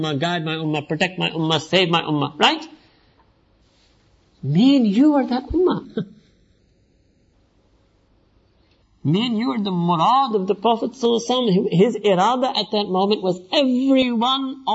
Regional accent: New York, United States; I was born and raised in New York

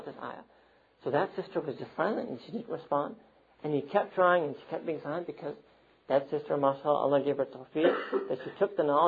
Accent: New York City, New York, United States; I'm from Manhattan

